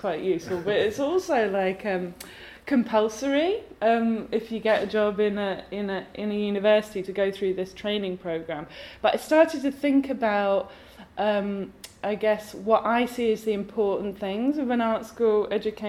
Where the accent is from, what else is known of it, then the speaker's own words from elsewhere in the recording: England, United Kingdom; now in Glasgow, United Kingdom; I was born in England, and my mum's family are Welsh, and now I live in Scotland, so I'm a bit of a mongrel